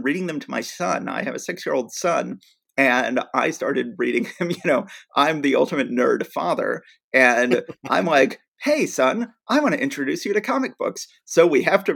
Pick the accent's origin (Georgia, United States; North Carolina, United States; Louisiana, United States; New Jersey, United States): Georgia, United States; Atlanta; we were born and raised in Atlanta, Georgia